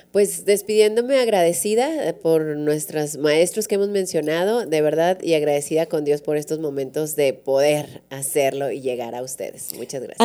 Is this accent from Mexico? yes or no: yes; Durango, Mexico; now in La Laguna, Mexico; yo vengo de Durango